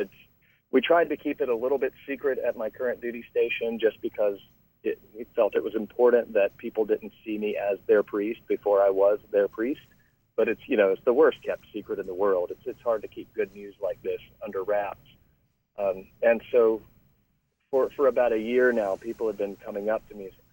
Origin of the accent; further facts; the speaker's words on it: Raleigh, North Carolina, United States; moved away; served a curacy or a cure in a church in Raleigh, North Carolina, my hometown